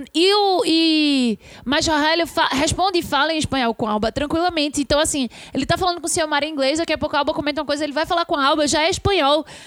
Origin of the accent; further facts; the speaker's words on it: Brazil; a gente é brasileiro